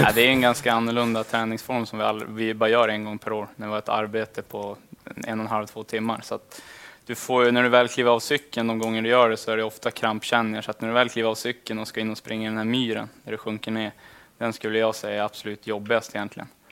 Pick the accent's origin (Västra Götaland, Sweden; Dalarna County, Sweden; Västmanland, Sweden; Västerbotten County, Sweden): Västerbotten County, Sweden; Lycksele; moved away as an adult; now in Skellefteå, Sweden; hemma i Lycksele